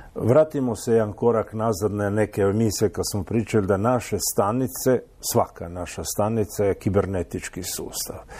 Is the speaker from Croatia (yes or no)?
yes; Croatia; kod nas u Hrvatskoj